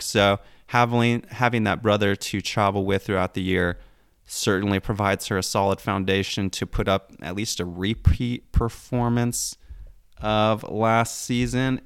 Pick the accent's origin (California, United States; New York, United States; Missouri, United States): Missouri, United States; about half an hour from Belton; born or raised there